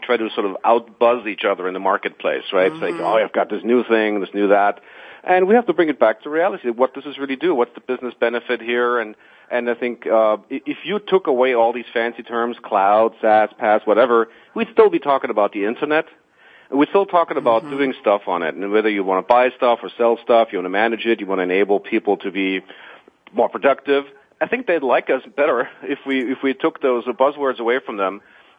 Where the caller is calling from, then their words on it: Walldorf, Baden-Württemberg, Germany; I'm calling from Waldorf, Germany.